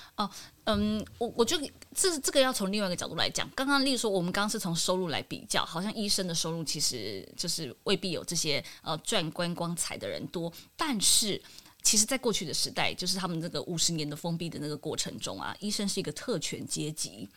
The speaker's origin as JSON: {"language": "Chinese", "country": "Taiwan", "said": "我们台湾人"}